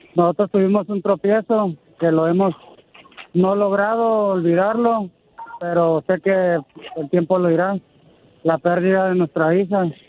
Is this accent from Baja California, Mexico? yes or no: yes; Mexicali, Baja California, Mexico; also born or lived in Guadalajara, Jalisco; Yo soy originario de Guadalajara, Jalisco. y radico desde los tres meses aquí en Mexicali